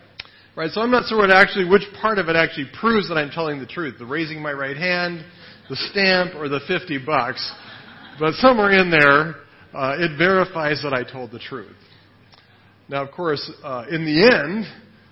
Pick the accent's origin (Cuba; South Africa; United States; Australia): United States; now in Thailand; I'm really an American